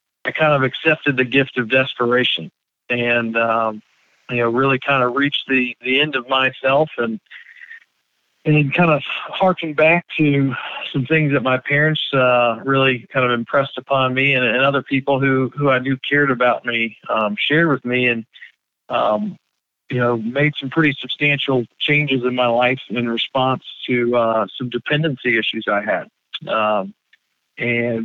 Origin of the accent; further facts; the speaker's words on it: Greensboro, North Carolina, United States; I grew up here in Greensboro, and this has been kind of home for me for 38 years now